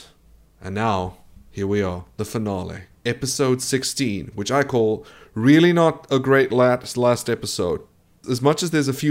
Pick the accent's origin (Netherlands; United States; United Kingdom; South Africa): South Africa; I'm a South African